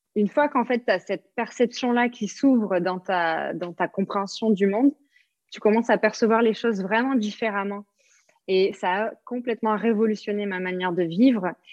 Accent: south-west France, France; moved away as an adult; also born or lived in New Zealand; now in Bali, Indonesia; je viens du sud-ouest de la France, donc on prononce le S

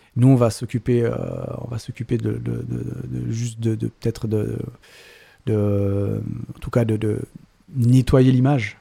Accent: Geneva, Switzerland; Je viens de Genève et je suis donc polygraphe

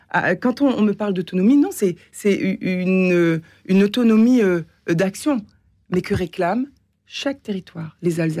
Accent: Réunion; Non, nous, nous, sommes français, européens, je suis réunionnaise

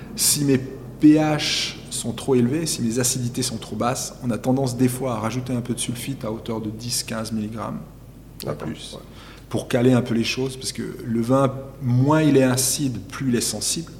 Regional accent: Chamoson, Valais, Switzerland; Chez nous, à Chamezon, là, on est entre 450 et 550 mm de pluie par année

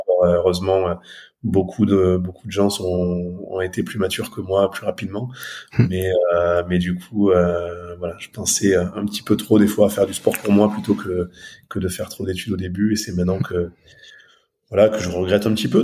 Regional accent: Aveyron, Occitania, France; moved away as an adult; also born or lived in Toulouse, France / Haute-Savoie, France; now in near Annecy, France; je suis originaire de, de l'Aveyron. J'ai grandi dans l'Aveyron

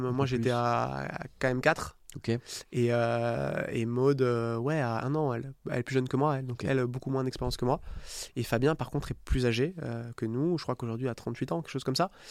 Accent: south of France, France; moi, je viens du sud de la France. autour de la Méditerranée et l'été quand j'étais petit

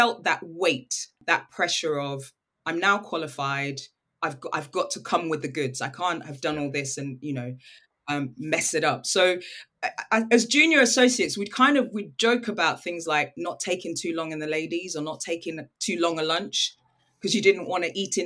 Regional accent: United Kingdom; also born or lived in Nigeria; I'm British and I'm Nigerian

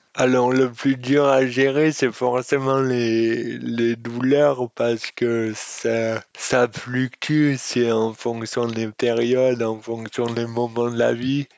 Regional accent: Auriol, Provence-Alpes-Côte d'Azur, France; Oriol, qui est ma ville natale

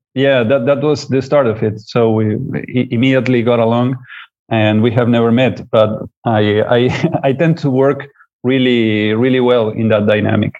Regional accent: Uruguay; I come from Uruguay in South America

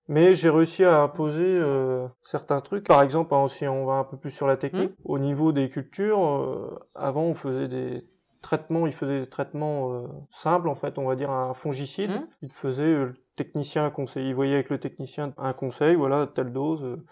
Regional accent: Touraine, Centre-Val de Loire, France; also born or lived in Angers; mon enfance en Touraine, bah, de toute façon, je suis né à Teneuil

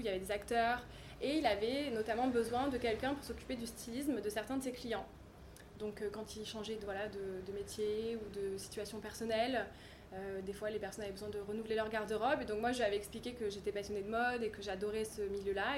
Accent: Cannes, Provence-Alpes-Côte d'Azur, France; also born or lived in Nord-Pas-de-Calais / Narbonne / London; j'ai grandi à Cannes

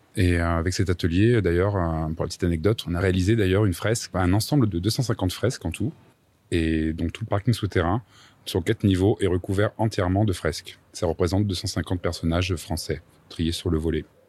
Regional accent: Châteauroux, Centre-Val de Loire, France; Je viens de Châteauroux, dans l'Indre

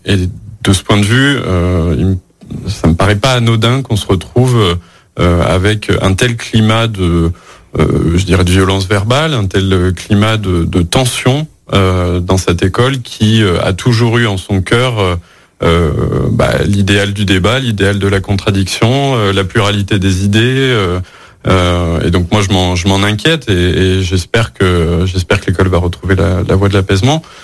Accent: Lyon, Auvergne-Rhône-Alpes, France; also born or lived in Bourges; je suis né à Bourges, mais j'ai grandi dans la métropole de Lyon

